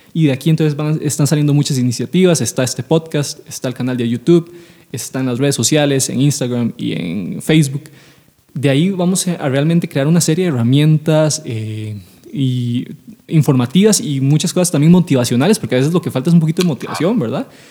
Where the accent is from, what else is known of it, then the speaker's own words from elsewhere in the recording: San José, Costa Rica; nosotros somos de San José